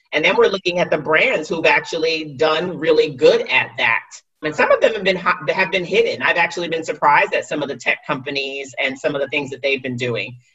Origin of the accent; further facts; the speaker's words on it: New York City, New York, United States; go back to New York City, to Wall Street